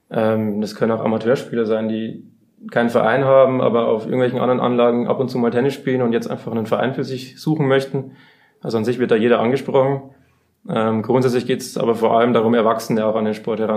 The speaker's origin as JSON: {"language": "German", "region": "Bavaria", "country": "Germany", "lives_now": "Munich, Germany", "said": "Ich bin eigentlich ursprünglich aus der Oberpfalz ähm, bin jetzt seit zweieinhalb Jahren aber auch im schönen München gelandet"}